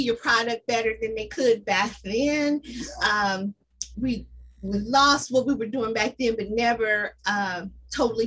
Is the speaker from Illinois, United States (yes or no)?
no; Indianapolis, Indiana, United States; I was born and raised here in Indianapolis